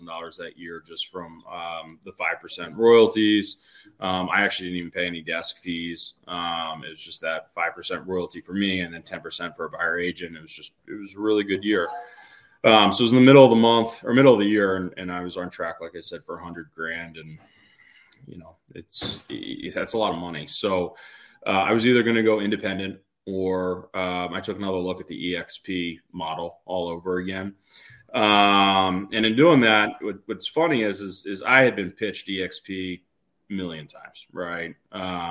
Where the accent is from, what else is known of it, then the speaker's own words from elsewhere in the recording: Delaware, United States; moved away as an adult; now in Boston, United States; we grew up in Delaware, and I actually went to school up here in Boston, where I am now